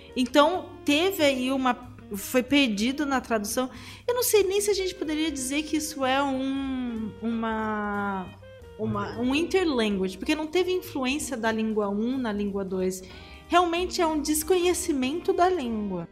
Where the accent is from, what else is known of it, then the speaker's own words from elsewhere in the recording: Brazil; accent: Brazilian; eu sou brasileira e tenho sotaque brasileiro